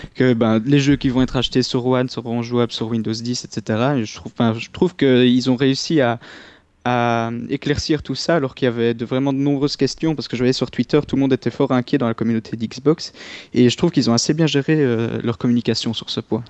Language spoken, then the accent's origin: French; Liège, Wallonia, Belgium; accent: Belgian; je suis originaire de Liège